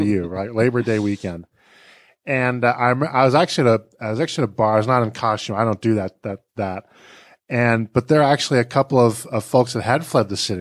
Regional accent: Boston, Massachusetts, United States; I grew up in Boston

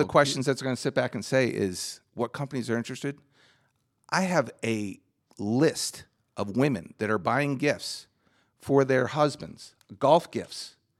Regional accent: New Jersey, United States; New Jersey.

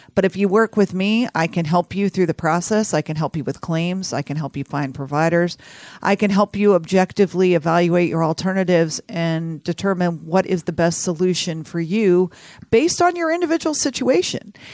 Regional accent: Houston, Texas, United States; also born or lived in San Antonio, Texas / New Orleans; I grew up in Houston, Texas

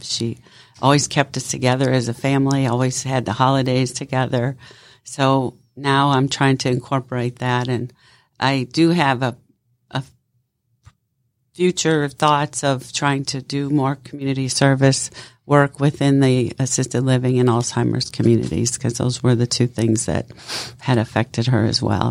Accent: Cleveland, Ohio, United States; moved away as an adult; also born or lived in Cincinnati; now in South Florida, United States; I was born and raised in Cleveland

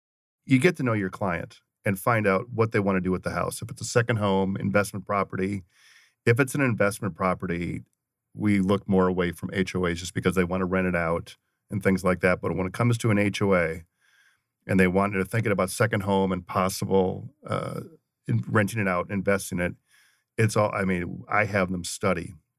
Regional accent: St. Paul, Minnesota, United States; I grew up in St. Paul, Minnesota, and my uncle was a longtime broadcaster with a very big radio station.

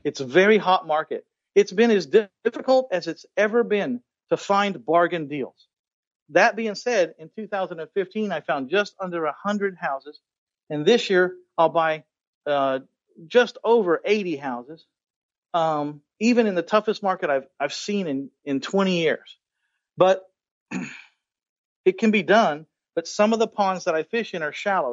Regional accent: San Antonio, Texas, United States; my hometown of San Antonio, Texas

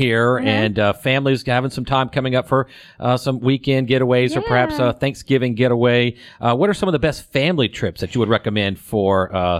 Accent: Atlanta, Georgia, United States; I'm from the Atlanta area.

